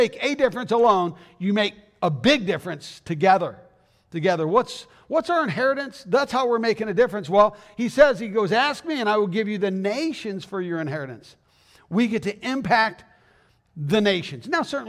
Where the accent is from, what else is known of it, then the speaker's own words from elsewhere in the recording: Arizona, United States; moved away as an adult; I mean, I came from Arizona, Southern Arizona, back in 1987.